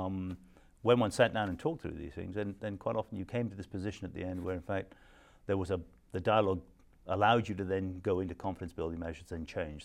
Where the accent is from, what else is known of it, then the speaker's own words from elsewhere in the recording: Scotland, United Kingdom; I'm a Scot